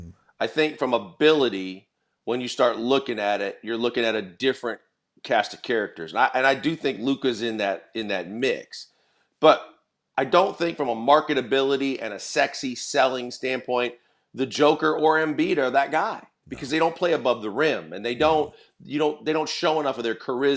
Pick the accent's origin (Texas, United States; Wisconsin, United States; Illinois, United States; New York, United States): Wisconsin, United States; Milwaukee; Well, and you know, obviously, and being a Bucks fan growing up in Milwaukee, that's my biggest thing